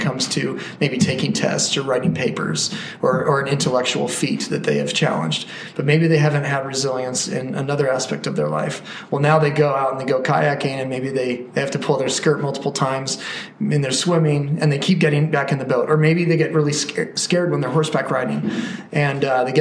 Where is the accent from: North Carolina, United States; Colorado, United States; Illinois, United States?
Colorado, United States; landlocked growing up in Colorado